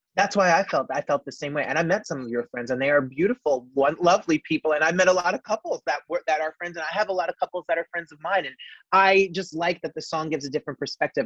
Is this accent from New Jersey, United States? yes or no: yes; New Jersey, United States; I was born and raised in New Jersey